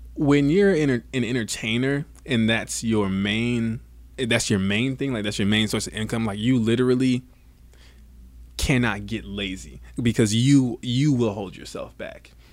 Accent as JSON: {"language": "English", "town": "Savannah", "region": "Georgia", "country": "United States", "tie": "born or raised there", "also_born_or_lived": "Bradenton, Florida / Atlanta, Georgia", "said": "Born in Bradenton, Florida, raised in Savannah, Georgia. Then I moved to right outside of Atlanta"}